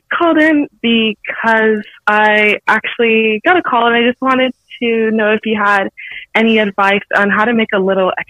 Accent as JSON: {"language": "English", "country": "U.S. Virgin Islands", "said": "I'm from the U.S. Virgin Islands."}